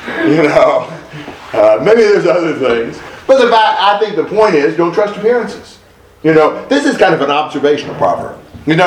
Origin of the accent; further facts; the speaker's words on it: United States; I'm an American.